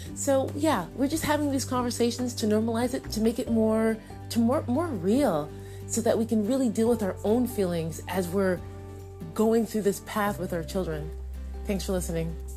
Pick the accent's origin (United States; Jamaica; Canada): Jamaica; I'm a Jamaican female